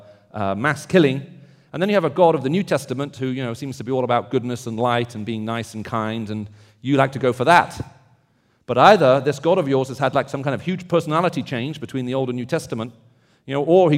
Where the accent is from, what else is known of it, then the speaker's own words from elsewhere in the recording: the South, United States; accent: Southern; And I'm hoping that despite my strange accent, as you can tell, I'm from the South, you'll be able to understand what I'm saying.